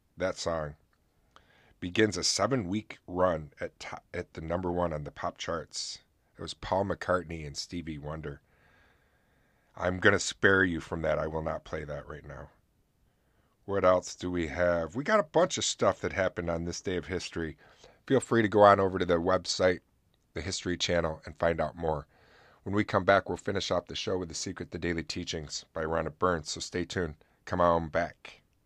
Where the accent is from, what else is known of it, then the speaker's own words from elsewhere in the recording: Oswego, New York, United States; here in my hometown because we have a fort called Fort Ontario